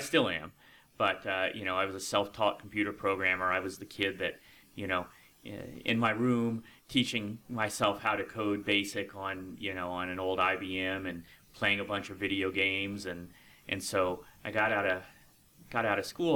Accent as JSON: {"language": "English", "town": "Lucketts", "region": "Virginia", "country": "United States", "tie": "born or raised there", "also_born_or_lived": "Tuscaloosa, Alabama", "moved": "as an adult", "lives_now": "West Virginia, United States", "said": "I actually grew up in a little town right outside of Leesburg called Luckett's, Virginia"}